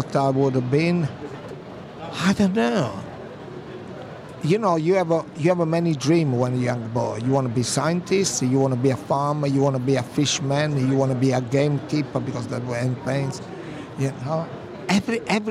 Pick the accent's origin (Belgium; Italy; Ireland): Italy; Minori, Campania; moved away; we had a shop in my hometown in Minori, in Amalfi Coast